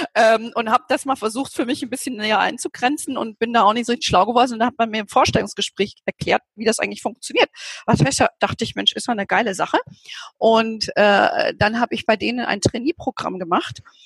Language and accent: German; Hesse, Germany; now in Bavaria, Germany; ich bin ja lebe ja hier in Bayern und komme ja gebürtig aus Hessen.